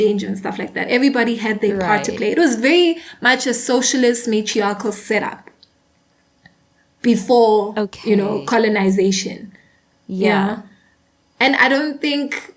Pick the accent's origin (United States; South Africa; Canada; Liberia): South Africa; I am a South African. I live in South Africa, right?